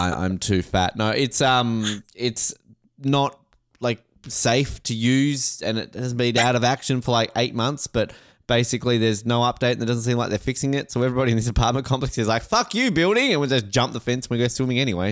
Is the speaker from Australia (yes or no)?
yes; Australia; I'm Australian